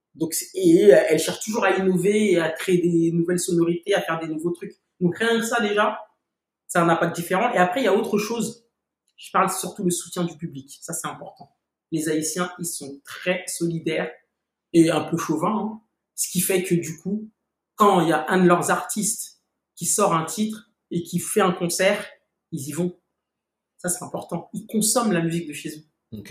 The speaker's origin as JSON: {"language": "French", "town": "Paris", "region": "Île-de-France", "country": "France", "tie": "born or raised there", "said": "j'ai j'ai grandi à Paris"}